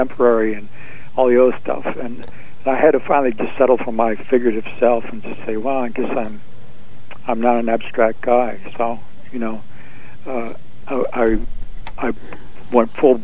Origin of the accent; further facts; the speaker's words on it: Binghamton, New York, United States; moved away as an adult; also born or lived in Greenwich Village, New York; being away from Binghamton, my hometown, Rod Serling's hometown